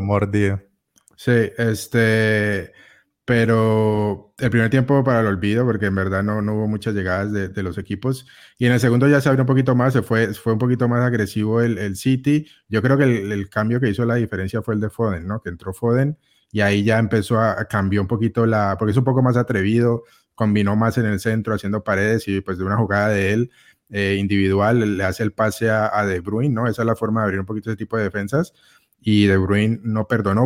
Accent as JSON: {"language": "Spanish", "country": "Colombia", "said": "Como, como colombiano y como latino"}